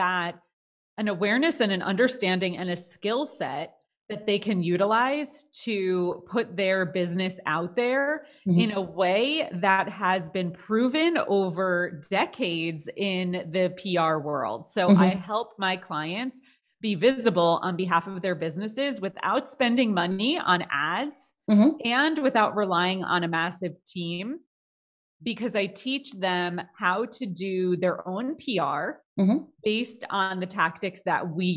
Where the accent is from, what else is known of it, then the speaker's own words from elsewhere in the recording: New Jersey, United States; moved away; also born or lived in Manhattan, New York; I am from New Jersey originally